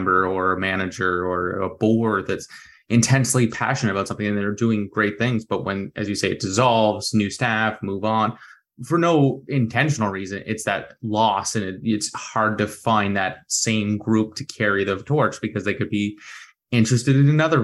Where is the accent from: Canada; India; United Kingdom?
Canada; Dartmouth, Nova Scotia; I grew up in Dartmouth